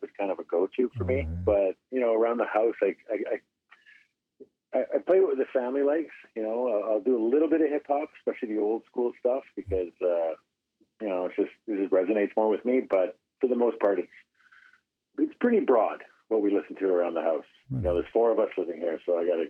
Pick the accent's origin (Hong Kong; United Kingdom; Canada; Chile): Canada; Edmonton, Alberta; now in Ontario, Canada; my hometown